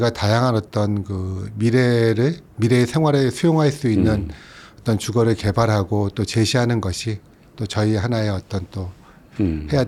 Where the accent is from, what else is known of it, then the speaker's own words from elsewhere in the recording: South Korea; 저는 이제 한국 사람이니까 글로벌이라는 평가는 못 하겠지만